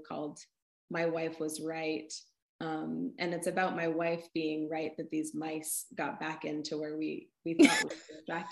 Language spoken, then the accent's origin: English; North Shore of Massachusetts, United States; also born or lived in Bay Area, California; now in Vermont, United States; I grew up on the North Shore of Massachusetts by the beach